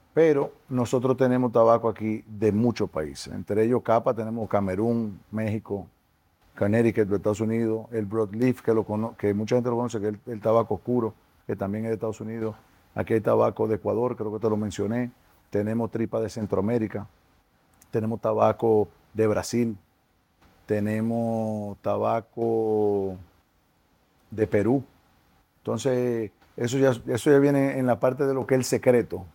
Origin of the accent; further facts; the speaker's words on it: Dominican Republic; como dominicanos nos tenemos que sentir orgullosos